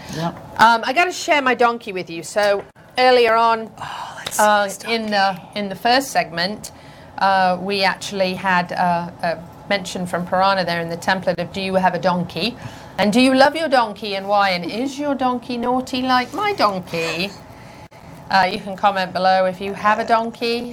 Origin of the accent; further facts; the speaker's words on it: United Kingdom; accent: British; now in Ocala, United States; my British accent